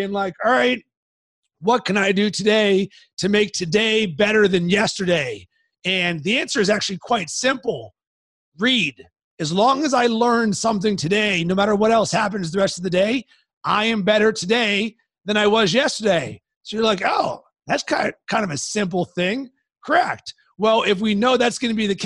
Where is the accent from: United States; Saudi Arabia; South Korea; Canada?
United States; Pittsburgh, Pennsylvania; I grew up in Pittsburgh